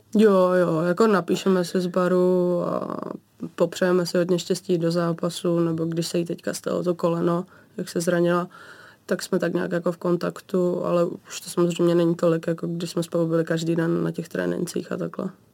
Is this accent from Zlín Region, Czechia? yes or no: yes; Vsetín, Zlín Region, Czechia; Já pocházím z Moravy